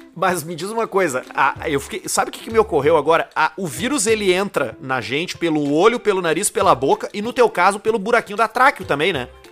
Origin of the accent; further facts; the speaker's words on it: Northeast Region, Brazil; now in Rio Grande do Sul, Brazil; a gente é nordestino, né? Nordestino